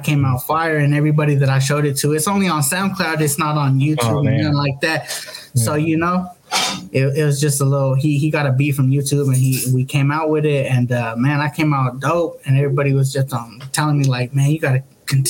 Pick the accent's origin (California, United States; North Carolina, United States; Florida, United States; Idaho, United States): California, United States; Gilroy; also born or lived in Merced; I grew up in the Gilroy